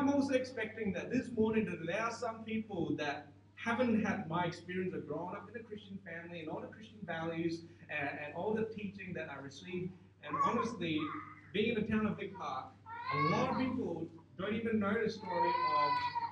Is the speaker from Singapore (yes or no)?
yes; Singapore; growing up in Singapore